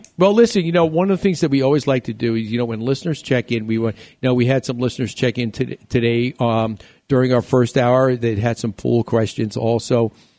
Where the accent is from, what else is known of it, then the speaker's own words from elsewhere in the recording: New York, United States; moved away; my hometown at Home State, back in New York.